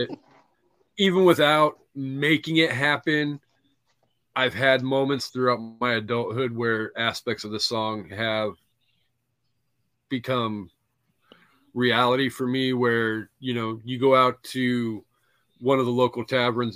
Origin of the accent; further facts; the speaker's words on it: Washington, United States; I grew up in a little ass freaking town in Washington